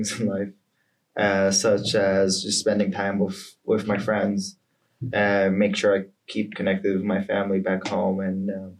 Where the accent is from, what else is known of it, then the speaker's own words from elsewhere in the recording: Atlanta, Georgia, United States; born there; My family's from Palestinian Jordanian, but I was born in Atlanta, Georgia.